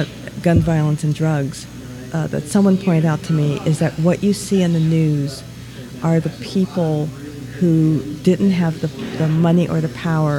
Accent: South Central Pennsylvania, United States; moved away; also born or lived in New York; So I'm African American. I'm from South Central Pennsylvania. I went to private school, 7th through 12th grade, which was primarily white, half Jewish.

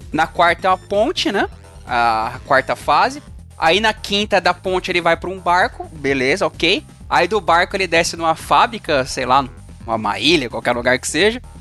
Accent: São Bernardo do Campo, São Paulo, Brazil; eu nasci em São Bernardo

